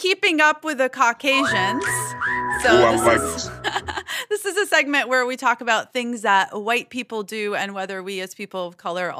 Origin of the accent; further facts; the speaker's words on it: Alabama, United States; moved away; growing up in Alabama